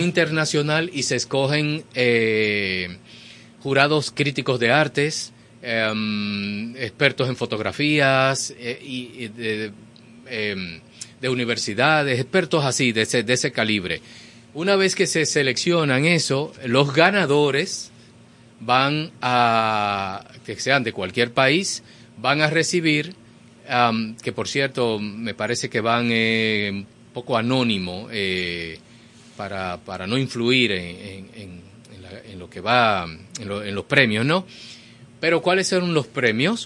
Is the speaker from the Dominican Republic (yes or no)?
yes; Dominican Republic; todos somos dominicanos